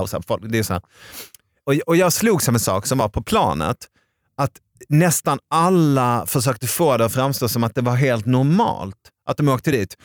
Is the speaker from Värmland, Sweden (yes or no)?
yes; Arvika, Värmland, Sweden; jag är från Arvika